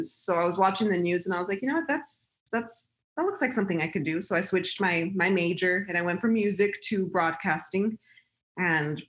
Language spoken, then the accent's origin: English; El Paso, Texas, United States; I'm born and raised in El Paso, Texas